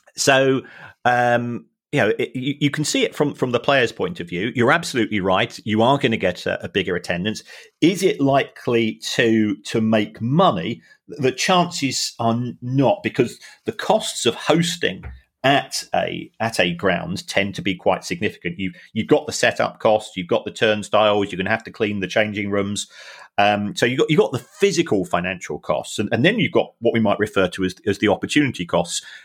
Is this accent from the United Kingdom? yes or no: yes; London, United Kingdom; I was born in London.